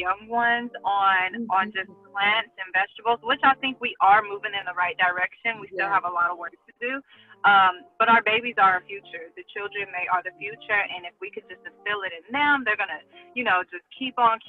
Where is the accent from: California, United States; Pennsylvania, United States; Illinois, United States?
California, United States; Compton; also born or lived in Watts, Los Angeles; I'm from Compton, but I live in Watts, which is kind of like the borderline.